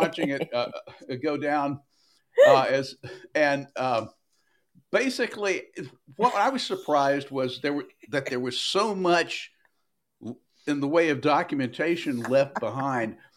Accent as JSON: {"language": "English", "region": "Tennessee", "country": "United States", "tie": "born or raised there", "said": "I grew up in Tennessee in the fifties and sixties"}